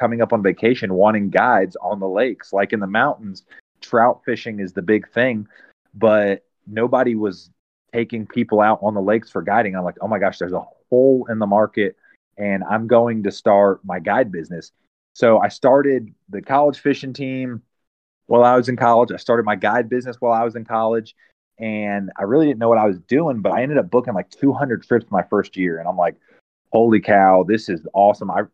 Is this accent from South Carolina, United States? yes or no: yes; Lake Wylie, South Carolina, United States; moved away; also born or lived in Maryland; I was born in South Carolina, grew up on Lake Wiley, Little Allison Creek